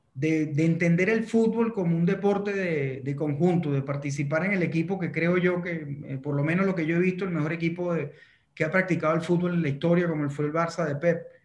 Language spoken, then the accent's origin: Spanish; Venezuela; yo como venezolano